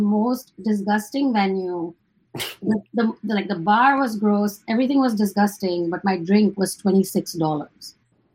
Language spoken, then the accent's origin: English; Michigan, United States; I'm from Michigan, but I'm currently in San Francisco